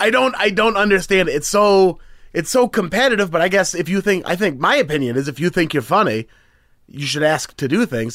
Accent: Beaverton, Oregon, United States; also born or lived in Portland, Oregon; I'm from Beaverton, which is just nine miles outside

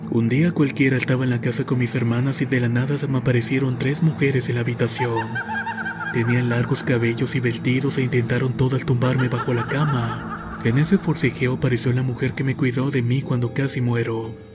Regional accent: Cancún, Quintana Roo, Mexico; soy de Cancún, Quintana Roo.

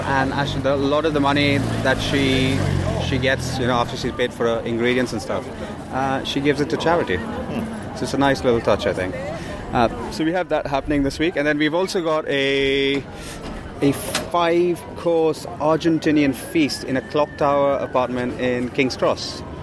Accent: India; now in London, United Kingdom; I grew up on Burmese food living in India

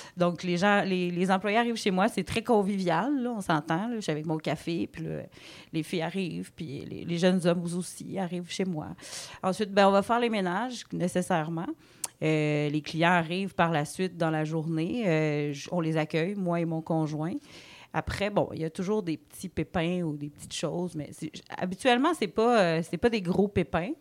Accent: Côte-Nord, Quebec, Canada; moved away as an adult; also born or lived in Gaspésie; now in Rivière-au-Renard, Canada; on vient de la Côte-Nord tous les deux

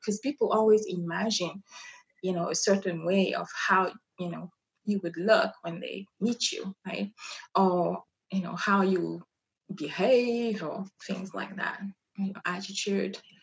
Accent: Brazzaville, Republic of the Congo; first language French; English is a second language; moved away as an adult; now in Reno, United States; I come from Brazzaville, which is the uh, capital of uh, Congo.

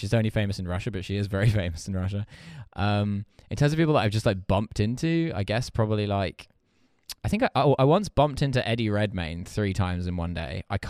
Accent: East of England, United Kingdom; I am not posh at all. I come from quite a normal family. I grew up in Essex.

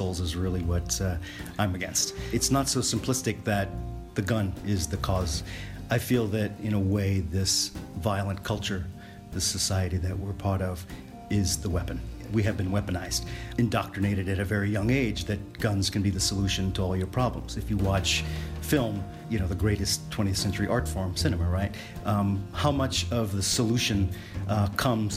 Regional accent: New Orleans, Louisiana, United States; I grew up in New Orleans, a historically violent place.

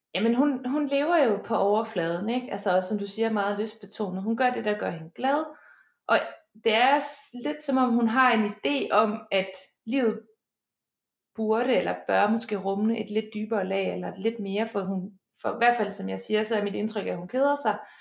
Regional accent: Denmark; moved away as an adult; now in Bergen, Norway; hjemme i Danmark

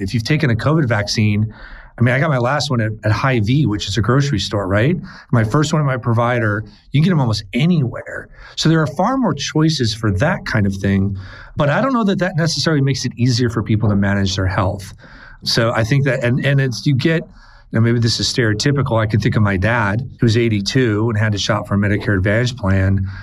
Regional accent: Minnesota, United States; my home state

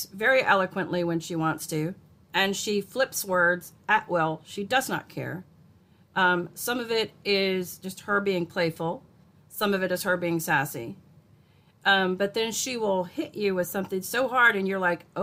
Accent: Alabama, United States; a young actor in Alabama

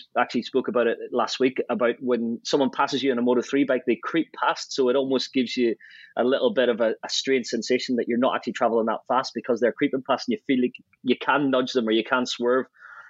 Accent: Ireland; I think because I grew up in Ireland and the road racing scene

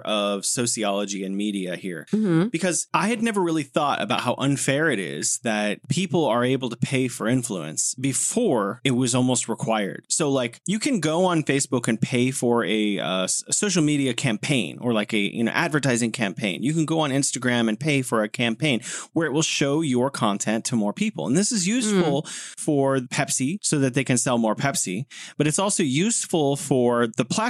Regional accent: United States; I'm an American and I'm middle class

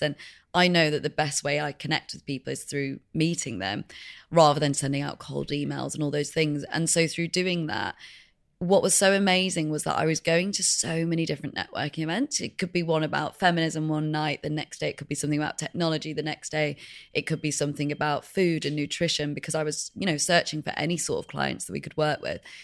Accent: Leeds, Yorkshire and the Humber, United Kingdom; also born or lived in Madrid, Spain; we came back to the U K, and we lived in Leeds, which is the north of England

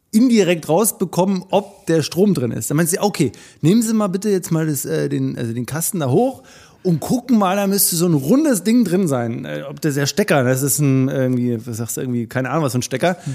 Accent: Radolfzell, Baden-Württemberg, Germany; in meiner Stadt, wo ich groß geworden bin, Radolf

